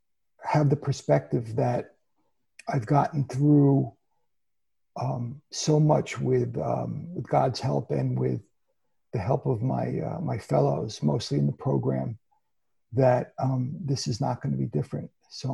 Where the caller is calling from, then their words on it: Woodbury, Connecticut, United States; I'm calling in from Woodbury, Connecticut in the Litchfield Hills.